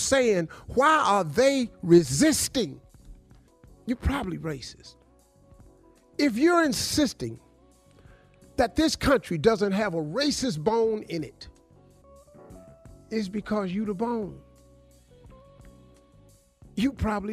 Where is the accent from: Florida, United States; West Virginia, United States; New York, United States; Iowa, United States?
West Virginia, United States; Welch; moved away; also born or lived in Cleveland, Ohio; I grew up in Welch, West Virginia.